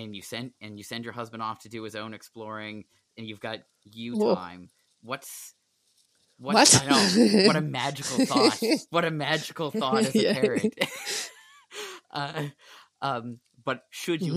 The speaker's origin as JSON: {"language": "English", "area": "South Shore", "region": "Nova Scotia", "country": "Canada", "accent": "South Shore", "said": "I sound very much like I'm back on the South Shore"}